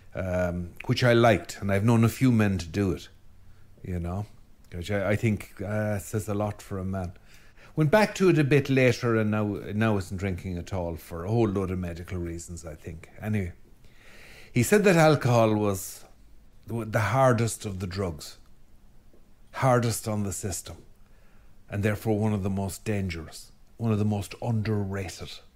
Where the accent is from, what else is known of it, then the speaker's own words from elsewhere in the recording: Ireland; being Irish